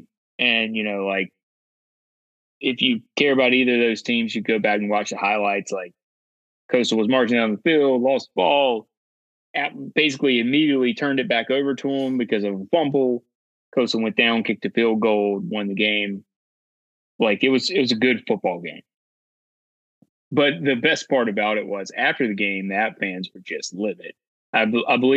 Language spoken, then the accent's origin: English; North Carolina, United States; grew up in North Carolina.